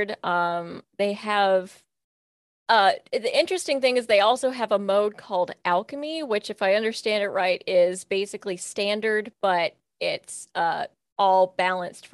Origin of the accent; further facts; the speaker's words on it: Kentucky, United States; I'm from Kentucky and from a small Kentucky town